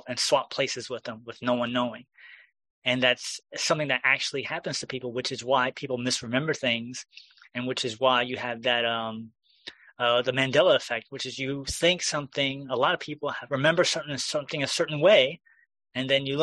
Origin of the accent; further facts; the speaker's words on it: New York, United States; as a New Yorker